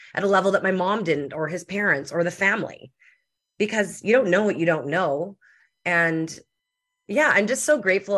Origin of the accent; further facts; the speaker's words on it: Winnipeg, Manitoba, Canada; I'm from Winnipeg, Manitoba, in Canada.